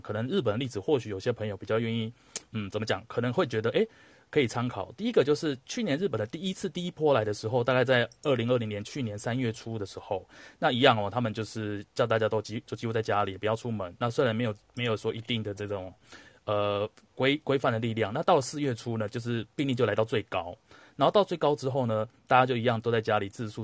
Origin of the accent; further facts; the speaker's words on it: Taiwan; moved away; 唯一两个都是来自台湾的哈， 我是来自台湾人， 它是来来自台湾的九层塔